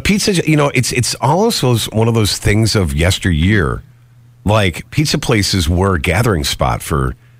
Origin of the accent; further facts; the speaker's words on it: Geneseo, New York, United States; now in Rochester, United States; I grew up down in Geneseo, and it's a college town.